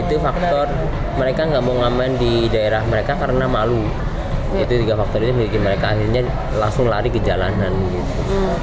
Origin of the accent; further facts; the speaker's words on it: Banyumas, Central Java, Indonesia; Saya lahir di Banyumas